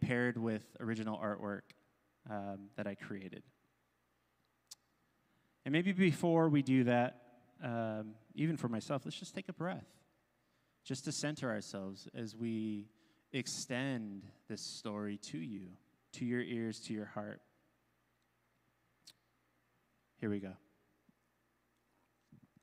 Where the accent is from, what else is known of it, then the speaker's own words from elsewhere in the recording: Simi Valley, California, United States; where I grew up on Chumash land, right? Of course, we didn't own the land. It's called Simi Valley, California